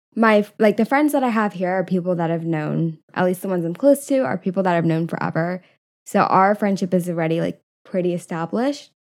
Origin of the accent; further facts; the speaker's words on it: California, United States; now in San Diego, United States; I grew up in California, I still have a lot of friends nearby